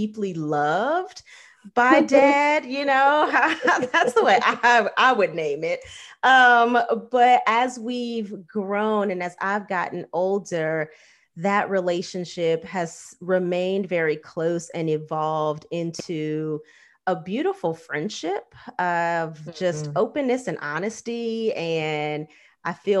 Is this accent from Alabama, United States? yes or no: no; Los Angeles, California, United States; my own upbringing, because you grow up in LA and like celebrity life is not unusual